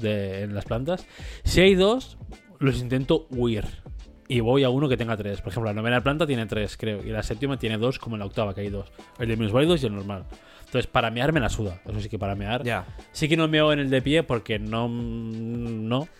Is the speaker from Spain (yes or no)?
yes; Spain; 7 eh, millones que somos de españoles